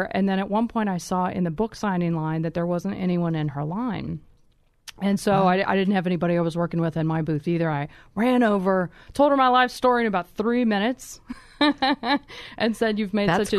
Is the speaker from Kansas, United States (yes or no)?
yes; Kansas, United States; How did you know I'm from Kansas, anyway?